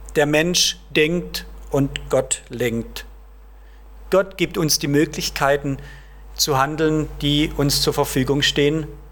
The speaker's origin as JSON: {"language": "German", "area": "Heilbronn district", "region": "Baden-Württemberg", "country": "Germany", "tie": "born or raised there", "moved": "yes", "said": "In meinem Heimatdorf zum Beispiel, es zählt zum Landkreis Heilbronn"}